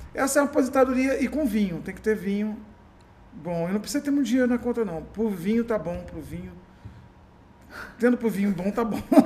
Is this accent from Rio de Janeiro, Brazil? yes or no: yes; Macaé, Rio de Janeiro, Brazil; moved away as an adult; also born or lived in Niterói / São Paulo / Alphaville; now in Macaé, Brazil; eu sou de interior, mas fui criado, meio que criado em Macaé